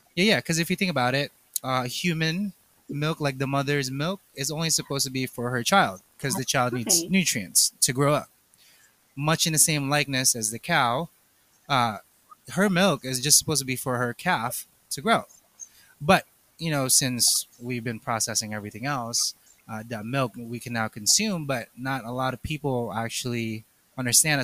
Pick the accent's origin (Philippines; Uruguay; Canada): Philippines; I'm, I'm Asian, two, I'm Filipino